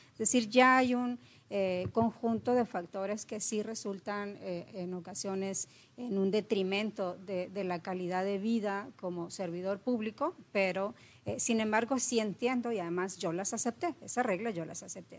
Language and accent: Spanish; Monterrey, Nuevo León, Mexico; moved away as an adult; also born or lived in Tamaulipas; soy regia eh, con ascendencia potosina, es decir, nací aquí, mis padres son de San Luis Potosí